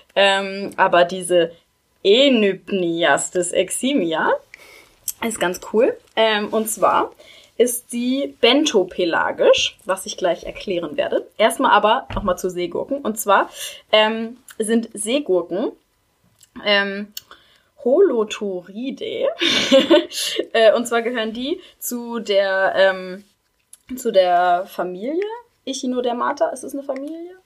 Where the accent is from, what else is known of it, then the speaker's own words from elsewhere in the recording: Schleswig-Holstein, Germany; also born or lived in Oldenburg; now in Kiel, Germany; Ich komme auch ursprünglich aus Schleswig-Holstein